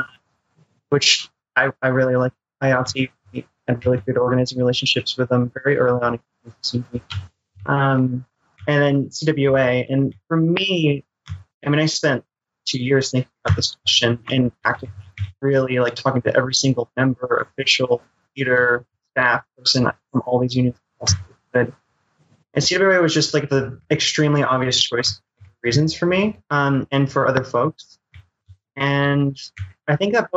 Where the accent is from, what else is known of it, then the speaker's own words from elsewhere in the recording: Midwest, United States; accent: Midwestern; my Midwestern crappy accent.